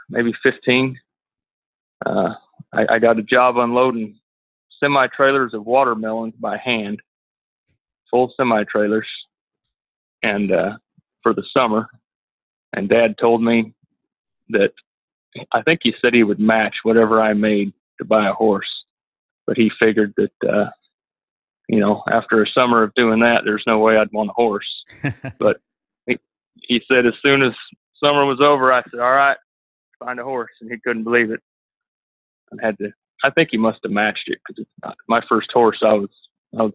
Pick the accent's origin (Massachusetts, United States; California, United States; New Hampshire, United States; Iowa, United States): Iowa, United States; Runnels; now in Ranger, Texas, United States; I was raised in Iowa, not Idaho, but Iowa